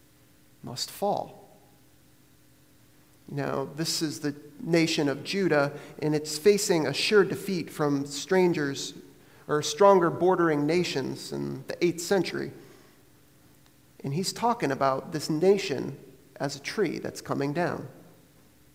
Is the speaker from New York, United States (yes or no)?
no; Maine, United States; now in Vermont, United States; growing up in Maine and now living here in Vermont